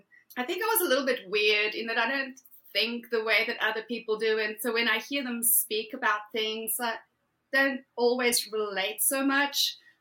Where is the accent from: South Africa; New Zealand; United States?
South Africa; moved away as an adult; Originally from South Africa, born and bred, Afrikaans girl, grew up in a typical Afrikaans household